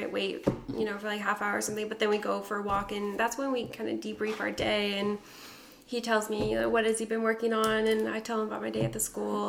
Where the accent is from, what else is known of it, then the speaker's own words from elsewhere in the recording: Oregon, United States; moved away; I grew up in Oregon.